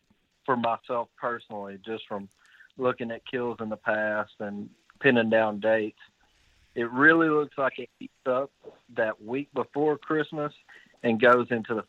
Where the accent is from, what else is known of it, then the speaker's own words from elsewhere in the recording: Florence, Alabama, United States; I'm from Florence, Alabama.